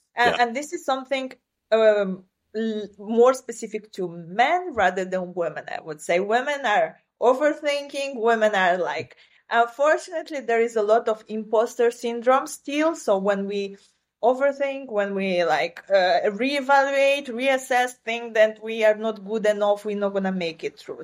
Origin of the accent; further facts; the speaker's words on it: southern Ukraine, Ukraine; first language Romanian; English is a second language; moved away as an adult; now in New York, United States; I come originally from Ukraine. That's this is where I was born and raised.